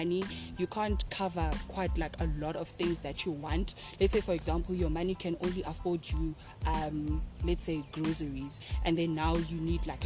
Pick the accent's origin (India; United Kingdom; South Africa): South Africa; King William's Town, Eastern Cape; moved away as an adult; now in Potchefstroom, South Africa; I'm originally from the Eastern Cape in King Williamstown, and I am currently in Potchefstroom